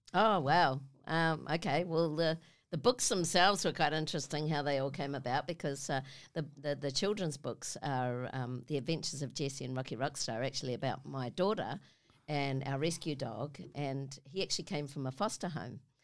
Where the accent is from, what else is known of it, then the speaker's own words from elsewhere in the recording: Auckland, New Zealand; I come from New Zealand, from Auckland, a little suburb called Avondale, which is some Westie chick